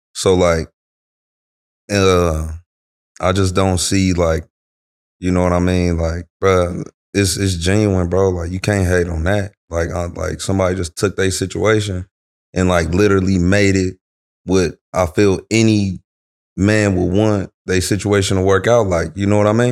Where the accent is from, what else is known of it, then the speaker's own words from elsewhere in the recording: Omaha, Nebraska, United States; also born or lived in Los Angeles, California; now in California, United States; I'm from Omaha, Nebraska